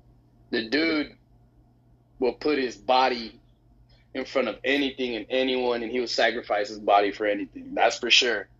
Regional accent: Houston, Texas, United States; half Mexican. So I'm Central American. I'm also North American. I was born here in Houston, though.

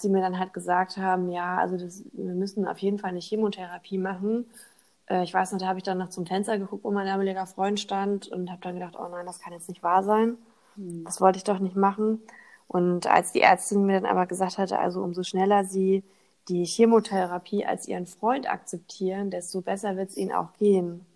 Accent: Hamburg, Germany; also born or lived in Thuringia; Also ich bin in Thüringen geboren, in ja. Hamburg aufgewachsen

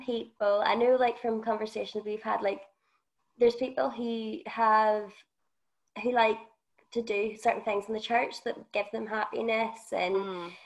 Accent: Northern Ireland, United Kingdom; moved away; I come from Northern Ireland

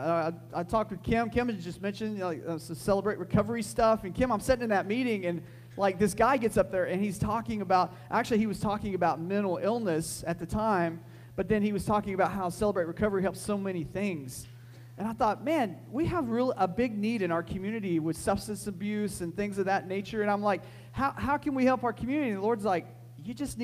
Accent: United States

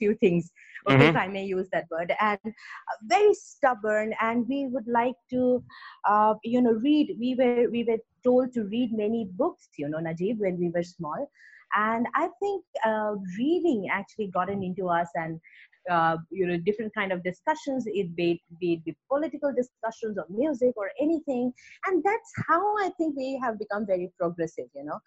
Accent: West Bengal, India; moved away as an adult; also born or lived in Kolkata; now in Bangalore, India; I am a Bengali

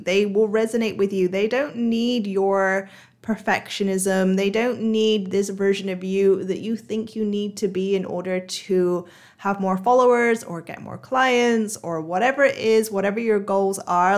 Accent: United Kingdom; now in Singapore; I live in Singapore now, um, and I'm a Brit

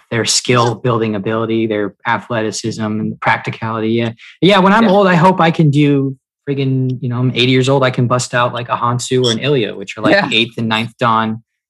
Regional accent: the South, United States; And I'm from the South, so I can say this.

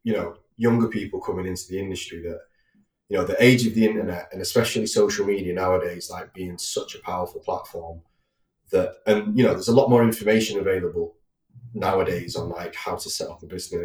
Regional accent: Manchester, North West England, United Kingdom; I grew up in North Manchester, fairly routine upbringing.

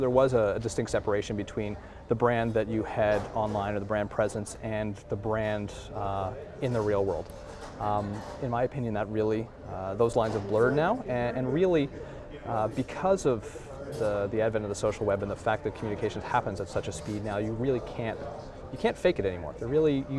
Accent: Halifax, Nova Scotia, Canada; I'm from Halifax

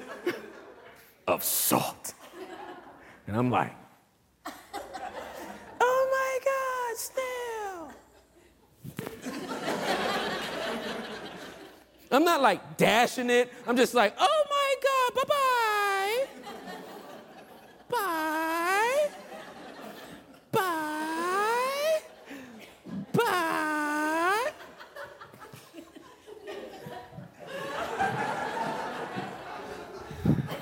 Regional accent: California, United States; I'm from California

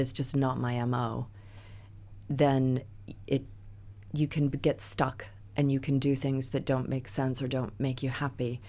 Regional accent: United States; moved away as an adult; now in England, United Kingdom; as an American

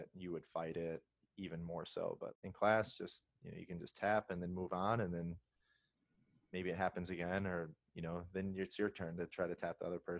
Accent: Indiana, United States; I'm from Indiana

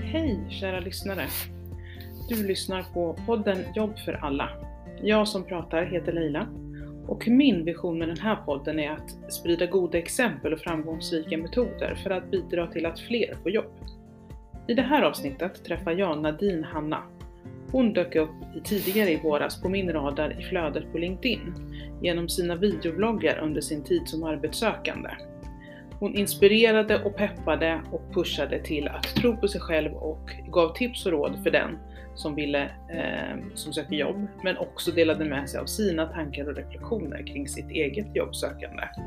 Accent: Huddinge, Stockholm County, Sweden; Jag är själv född i Flemingsberg.

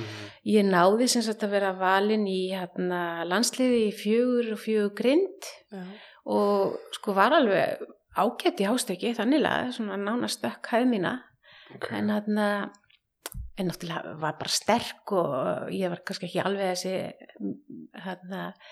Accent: Hafnarfjörður, Capital Region, Iceland; moved away as an adult; now in Reykjavík, Iceland; ég er semst að dólst upp í Hafnafyrði í hrauninu þar

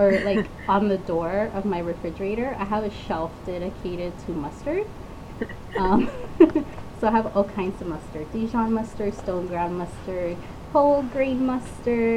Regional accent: Lynwood, California, United States; I grew up in Linwood

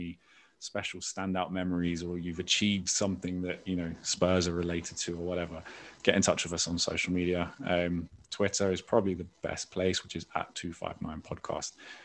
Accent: London, United Kingdom; I grew up in Islington. So, you know, growing up in Islington in the mid-90s

